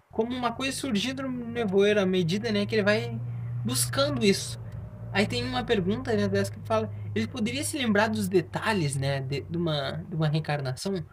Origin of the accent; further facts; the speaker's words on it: Rio Grande do Sul, Brazil; eu tinha assim, não, sou do Rio Grande do Sul, né?